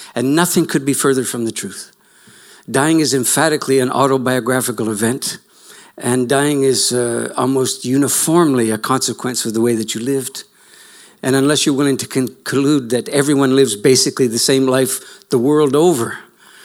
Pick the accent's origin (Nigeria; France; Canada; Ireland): Canada